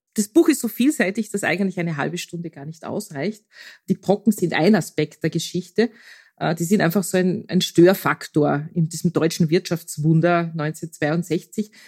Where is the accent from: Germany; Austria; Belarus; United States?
Austria; bei uns in Österreich